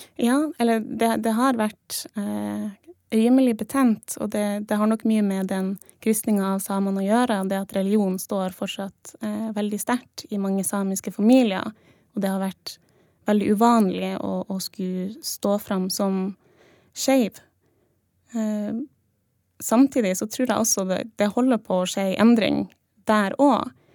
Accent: Troms, Norway; jeg er fra Sør-Troms, for mm. jeg har på meg Sør-Troms-kofte.

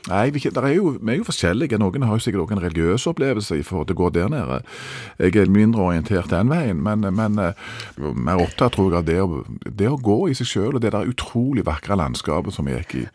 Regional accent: Norway; vi er nordmenn

